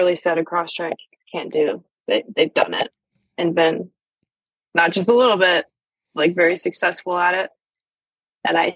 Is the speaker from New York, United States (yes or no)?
yes; Western New York, United States; moved away; also born or lived in Pennsylvania; So I was born in Pennsylvania, but I grew up in Western New York